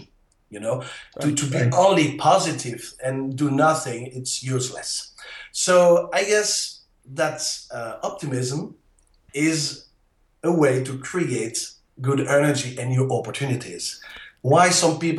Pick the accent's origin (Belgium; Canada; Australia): Belgium; accent: French; English is a second language; also born or lived in Netherlands / south of France; now in France; you can hear that on my accent. I am French. Actually, I was born in Belgium, you know, but I travel a lot. I lived in Holland, and now I live in the south of France.